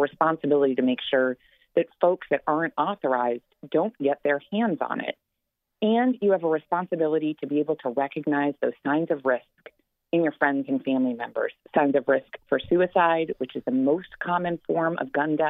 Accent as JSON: {"language": "English", "region": "Western New York", "country": "United States", "tie": "born or raised there", "said": "I grew up in Western New York"}